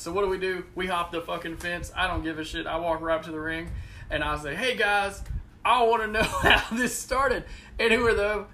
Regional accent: Fort Oglethorpe, Georgia, United States; also born or lived in Chattanooga, Tennessee; I grew up in Fort Oglethorpe ish area or Chattanooga or somewhere around there

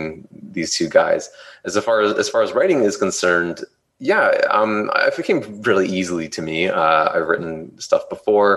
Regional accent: Canada; we're from Canada

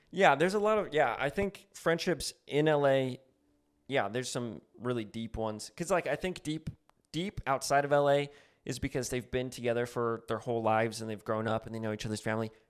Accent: New Mexico, United States; now in Los Angeles, United States; I'm from New Mexico

